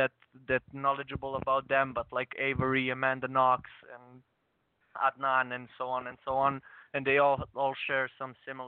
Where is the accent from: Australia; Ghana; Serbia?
Serbia; I'm from Serbia